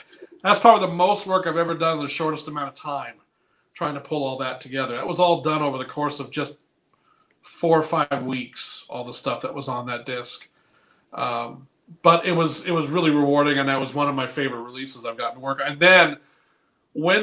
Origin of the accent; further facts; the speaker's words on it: North Carolina, United States; moved away as an adult; also born or lived in Fullerton, California / La Mirada, California; now in Michigan, United States; originally I'm from Fullerton or La Mirada, California. But then I was moved to North Carolina when I was 11. And I was there for 15 years